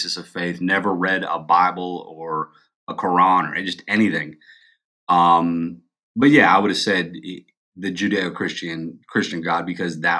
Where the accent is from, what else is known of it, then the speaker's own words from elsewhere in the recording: Pennsylvania, United States; also born or lived in North Carolina; I moved back from North Carolina back to Pennsylvania.